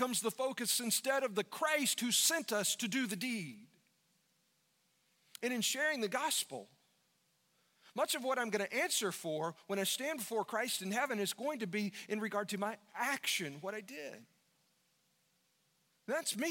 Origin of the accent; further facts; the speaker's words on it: United States; as an American